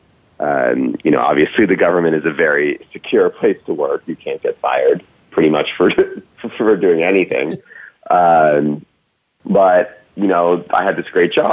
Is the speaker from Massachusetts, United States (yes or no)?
yes; Cambridge, Massachusetts, United States; I grew up in Cambridge, Massachusetts, outside of Boston